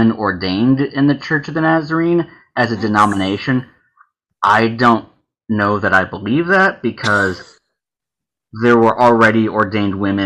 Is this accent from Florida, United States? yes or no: no; right outside of Nashville, Tennessee, United States; I grew up right outside of Nashville